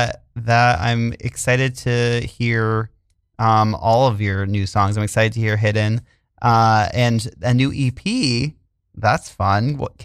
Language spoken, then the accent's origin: English; New England, United States; I'm like so from New England